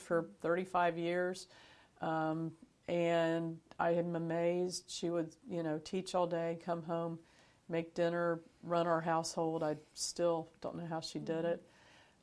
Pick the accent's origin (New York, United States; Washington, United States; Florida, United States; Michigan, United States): Florida, United States; also born or lived in North Georgia; now in Virginia, United States; I grew up in Florida.